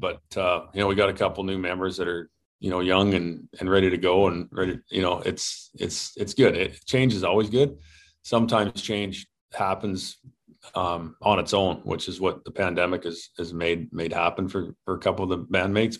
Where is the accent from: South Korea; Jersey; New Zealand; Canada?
Canada; as a Canadian